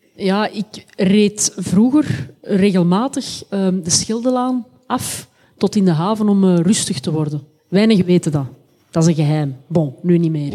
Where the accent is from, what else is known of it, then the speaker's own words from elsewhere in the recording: Antwerp, Flanders, Belgium; als Antwerpenaar